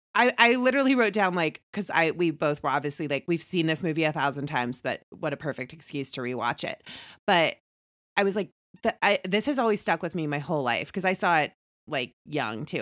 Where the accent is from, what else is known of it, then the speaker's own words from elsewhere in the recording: Indiana, United States; moved away; also born or lived in New York; I hail from the Hoosier State